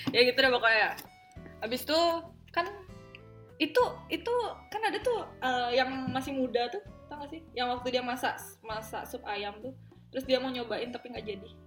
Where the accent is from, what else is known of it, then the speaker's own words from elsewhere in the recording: Sumbawa, West Nusa Tenggara, Indonesia; kan kita juga dari Sumbawa